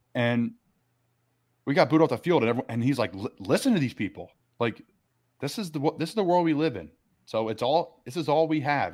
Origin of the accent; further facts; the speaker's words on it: Doylestown, Pennsylvania, United States; I'm from Doylestown